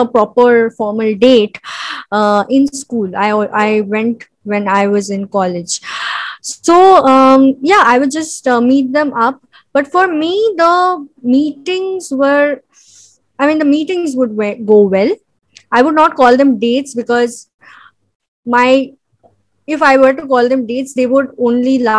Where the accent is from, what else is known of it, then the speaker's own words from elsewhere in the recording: Mumbai, Maharashtra, India; I am a film editor and I am from Bombay